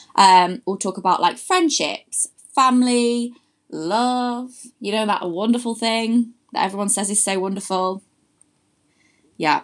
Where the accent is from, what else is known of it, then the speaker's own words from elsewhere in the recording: Louth, East Midlands, United Kingdom; now in London, United Kingdom; I'm from a lovely little place called Louth, which is in Lincolnshire